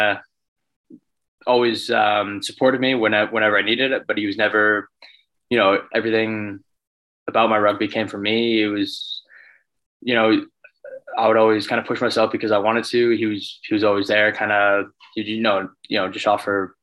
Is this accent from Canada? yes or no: yes; Cochrane, Alberta, Canada; also born or lived in Calgary; I was just in my hometown, Cochrane, Alberta